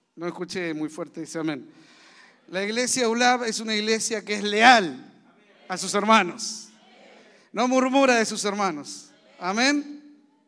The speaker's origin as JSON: {"language": "Spanish", "country": "Argentina", "also_born_or_lived": "Zárate", "said": "somos argentinos, vivimos en Zárate"}